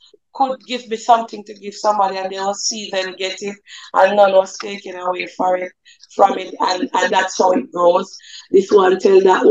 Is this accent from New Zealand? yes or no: no; Jamaica; also born or lived in Red Hills, St. Andrew, Jamaica; I grew up in St. Andrew, St. Catherine. That's in Above Rocks